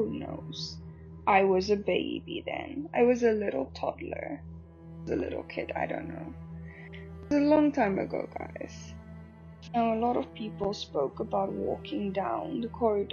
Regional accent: South Africa; moved away; I'm all the way from South Africa

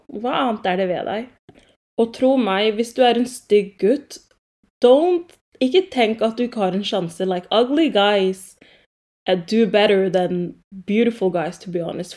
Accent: Oslo, Norway; also born or lived in Grünerløkka, Oslo; jeg er fra Romsås. Um, jeg bodde først på Grünerløkka i sånn to år, og så flyttet jeg til Romsås. Så jeg ser på meg selv som en Romsås-jente

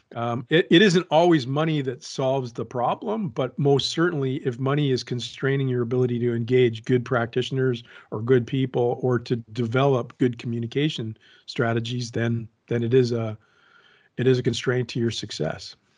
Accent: Canada; I'm a Canadian with parents of Francophone descent

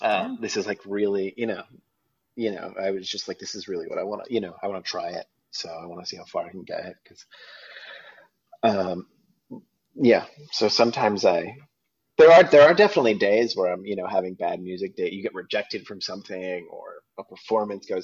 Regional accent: Long Island, New York City suburbs, United States; moved away as an adult; also born or lived in Princeton; I grew up like in the New York City suburbs

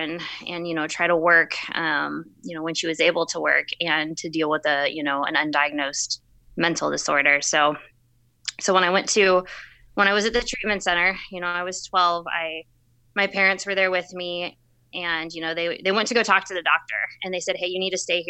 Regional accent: Plano, Texas, United States; I'm originally from Plano, Texas, right outside the Dallas area.

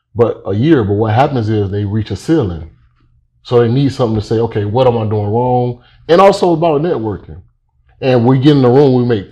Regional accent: Miami, Florida, United States; also born or lived in Pahokee, Florida; I was born and raised in Miami, Florida.

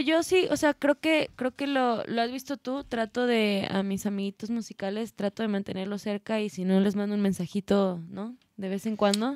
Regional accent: Guadalajara, Jalisco, Mexico; moved away as an adult; now in Mexico City, Mexico; los que somos de acá, de Guadalajara

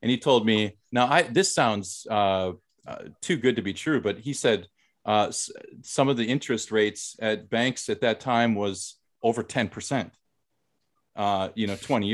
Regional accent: White Bear Lake, Minnesota, United States; moved away as an adult; now in South Korea; I'm from White Bear Lake, Minnesota. I'm from the Midwest

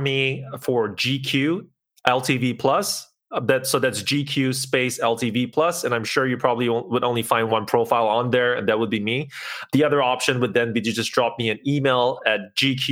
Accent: Singapore; moved away as an adult; now in Kyiv, Ukraine; I'm originally from Singapore. I moved to Kyiv in Ukraine about 3 years ago

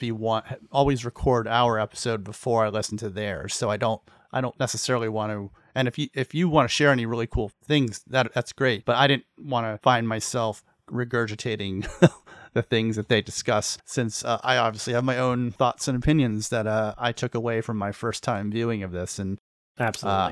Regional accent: Pennsylvania, United States; I grew up in Pennsylvania

